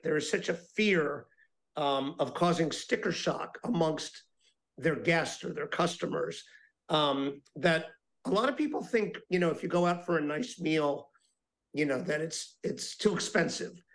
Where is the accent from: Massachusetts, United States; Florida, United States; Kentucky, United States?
Florida, United States; Miami; I'm talking to you today from my hometown of Miami, Florida. And, you know, when I was growing up here